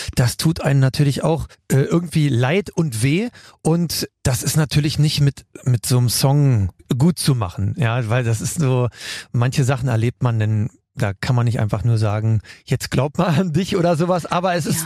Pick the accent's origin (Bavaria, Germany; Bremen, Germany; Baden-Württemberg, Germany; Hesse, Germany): Bremen, Germany; also born or lived in West Berlin; now in Berlin, Germany; Bremen ist meine zweite Heimat. Ich bin mit neun Jahren hingezogen